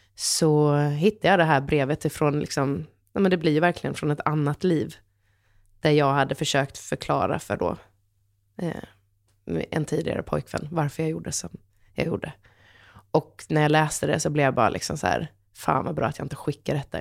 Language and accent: Swedish; Halmstad, Halland County, Sweden; jag är en hallänning som alla i Halmstad har pejl på vad morsan, vem morsan är